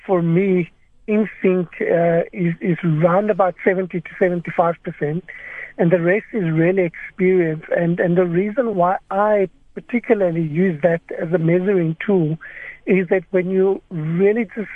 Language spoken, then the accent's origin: English; South Africa; as South African palates